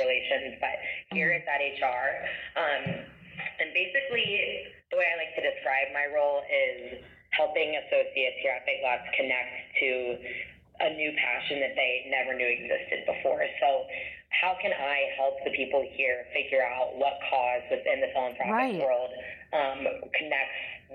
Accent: Columbus, Ohio, United States; also born or lived in Oxford, Ohio; I grew up in Columbus and, you know, always loved Columbus. I was very passionate about this city, which I'm back in now.

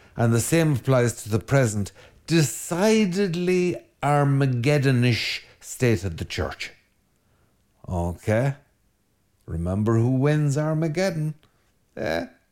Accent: Ireland; Ireland being a land of wind, uh, we're a very windy island

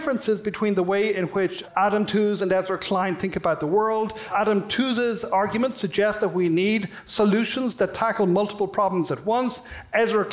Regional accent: Ireland; now in United States; You may have been able to tell from my accent, I'm from Ireland

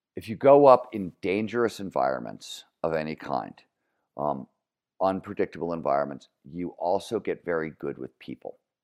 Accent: Cleveland, Ohio, United States; growing up in Cleveland, Ohio, blue collar steel mill town, nineteen seventies

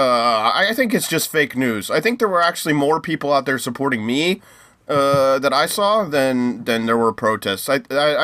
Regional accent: United States; I'm American

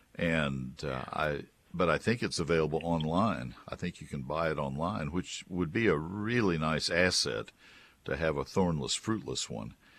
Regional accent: Brazos County, Texas, United States; also born or lived in Dallas-Fort Worth area, Texas; I grew up in Brazos County

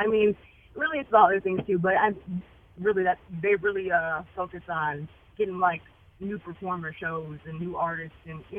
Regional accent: Evanston, Illinois, United States; Evanston, Rogers Park area.

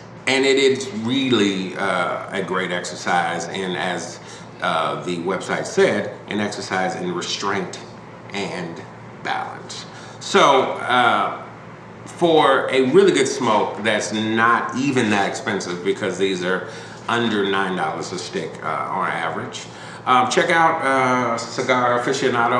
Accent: Chicago, Illinois, United States; where I am from, being a Chicagoan

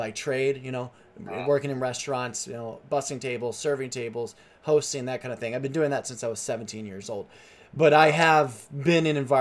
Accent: United States; born or raised there; also born or lived in upstate New York / Nashville, Tennessee; now in California, United States

